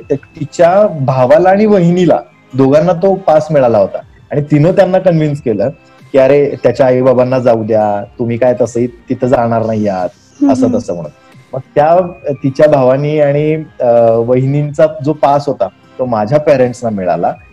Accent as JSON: {"language": "Marathi", "region": "Maharashtra", "country": "India", "accent": "Kolhapuri", "said": "मी typical Kolhapuri बोलायचो"}